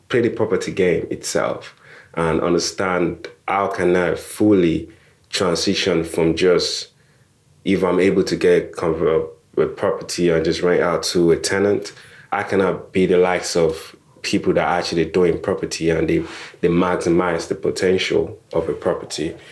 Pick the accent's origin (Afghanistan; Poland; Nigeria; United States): Nigeria; now in United Kingdom; I'm Nigerian or I immigrated